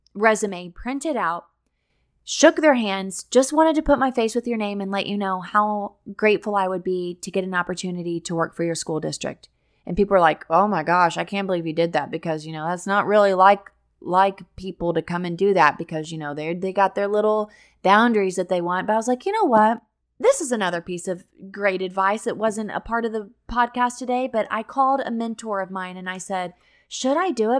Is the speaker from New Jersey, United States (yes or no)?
no; Missouri, United States; moved away as an adult; now in Florida, United States; I had taught at my hometown in Missouri